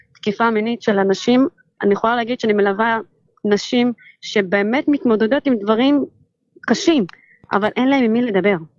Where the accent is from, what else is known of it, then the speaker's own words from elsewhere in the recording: Ramla, Central District, Israel; now in Yavne, Israel; אני מרמלה